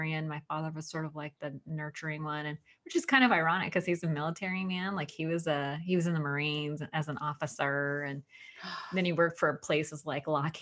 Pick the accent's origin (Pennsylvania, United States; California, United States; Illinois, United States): California, United States; Sunnyvale; a lot of God in my house growing up. We attended the Sunnyvale Presbyterian. I'm from California. Sunnyvale